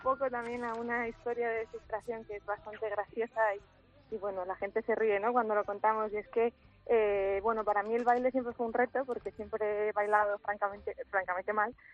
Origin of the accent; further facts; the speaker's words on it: Asturias, Spain; moved away as an adult; now in Valencia, Spain; soy asturiana